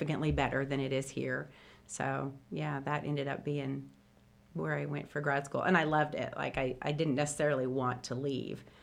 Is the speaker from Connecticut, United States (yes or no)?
no; Clinton, Indiana, United States; moved away as an adult; also born or lived in South Carolina; I grew up in Clinton, Indiana, and so it's like 45 minutes from here